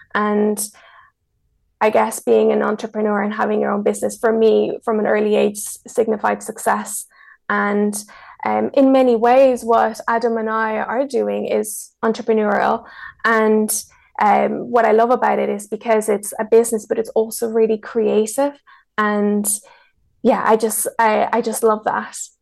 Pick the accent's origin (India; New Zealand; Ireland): Ireland; English is a second language; also born or lived in Mexico; So I was born in Mexico. My whole family is from Mexico, and I was raised in Ireland. So when I was seven, my mom and I moved to Ireland